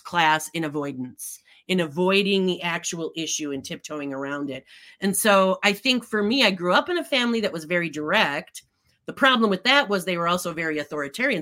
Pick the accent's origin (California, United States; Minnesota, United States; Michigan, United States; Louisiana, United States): Minnesota, United States; Midwest; I grew up in the Midwest